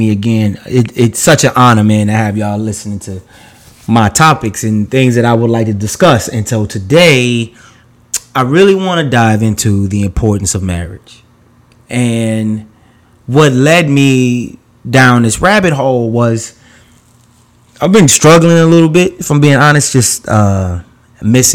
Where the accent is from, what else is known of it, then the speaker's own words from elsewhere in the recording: New York, United States; I grew up in New York